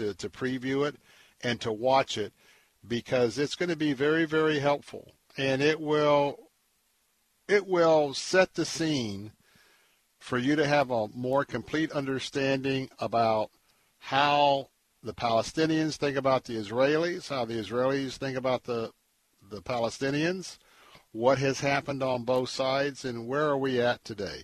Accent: West Central Florida, United States; Most of us that live here in West Central Florida, I was born and raised here

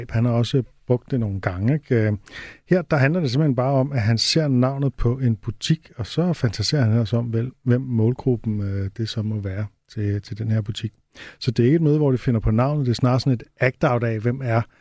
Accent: England, United Kingdom; Jeg er fra England. I kan ikke ramme mig.

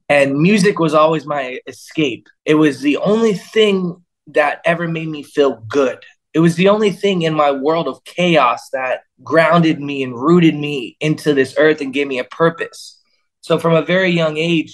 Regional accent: Florida, United States; I grew up in Florida

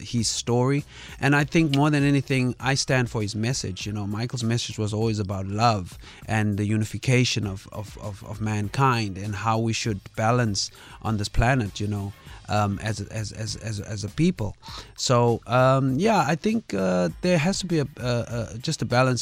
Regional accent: Kimberley, Northern Cape, South Africa; I'm born and raised in, uh, Kimberley, Northern Cape

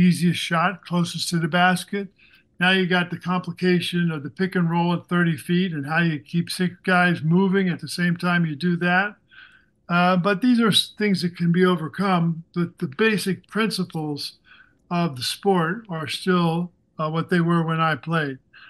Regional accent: Missouri, United States; moved away; also born or lived in New Jersey; I grew up in Missouri

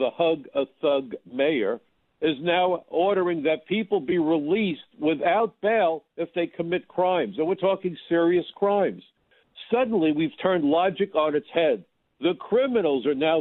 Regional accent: New York, United States; as a New Yorker

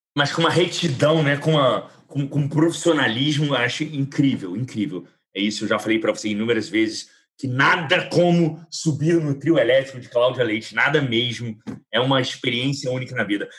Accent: Brazil; nós brasileiros somos latino-americanos.

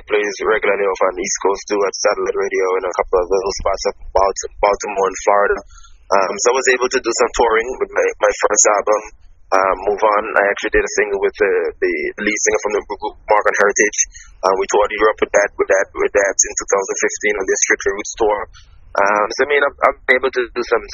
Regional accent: Anguilla; I was a kid growing up in the Caribbean

